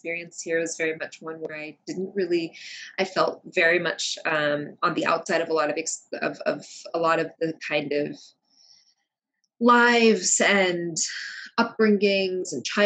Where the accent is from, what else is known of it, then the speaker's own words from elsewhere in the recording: United States; English is a second language; also born or lived in Kuwait; we moved to the States soon after my fourth birthday. And so I was here for kindergarten into elementary school